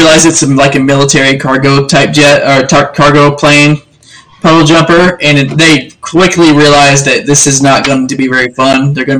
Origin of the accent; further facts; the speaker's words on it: Texas, United States; moved away; I move away from my home state, born and raised in Texas